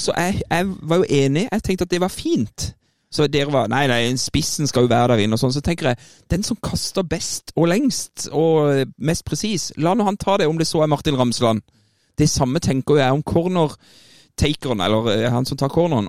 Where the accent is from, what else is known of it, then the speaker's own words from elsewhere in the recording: Kristiansand, Agder, Norway; der jeg er født og oppvokst